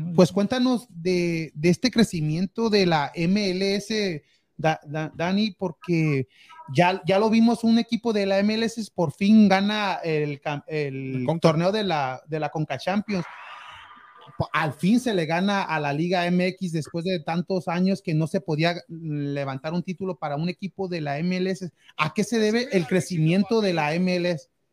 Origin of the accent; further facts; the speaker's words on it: Guadalajara, Jalisco, Mexico; paisana, paisana, también soy de Guadalajara, Jalisco